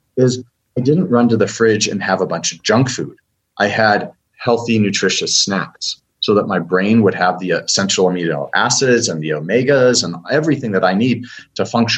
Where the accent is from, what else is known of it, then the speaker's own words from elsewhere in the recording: United States; I'm an American.